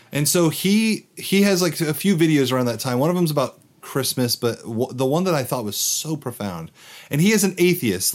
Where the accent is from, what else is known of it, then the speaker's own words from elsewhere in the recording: United States; I am obviously an American